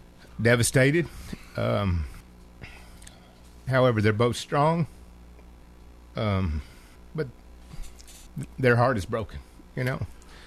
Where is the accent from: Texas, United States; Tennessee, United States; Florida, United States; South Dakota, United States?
Tennessee, United States; Mount Juliet; Greg and I grew up in Mount Juliet Hermitage area, and we both worked at Nissan in Smyrna, Tennessee as engineers.